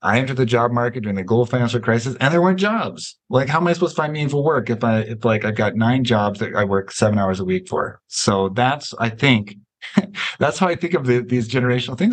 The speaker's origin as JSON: {"language": "English", "country": "United States", "said": "as an American"}